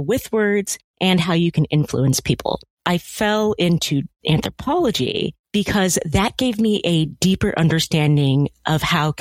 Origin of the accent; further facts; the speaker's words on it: California, United States; as a Black family growing up in California